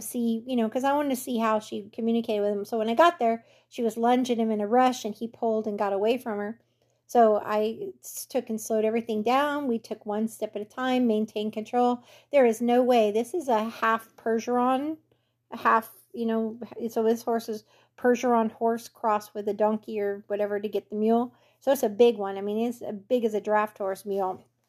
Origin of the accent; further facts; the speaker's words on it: California, United States; moved away; I grew up in California